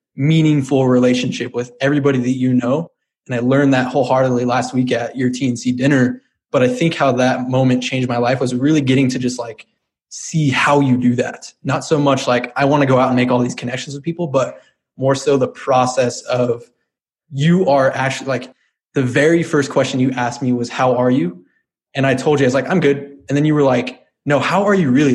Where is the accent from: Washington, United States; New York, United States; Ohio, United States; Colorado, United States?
Colorado, United States; Brighton; I grew up in Colorado, born and raised in a little town called Brighton.